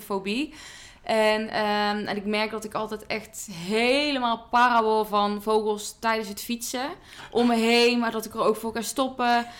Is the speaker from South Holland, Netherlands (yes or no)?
no; near Eindhoven, North Brabant, Netherlands; ik kom uit Brabant, uit de buurt van Eindhoven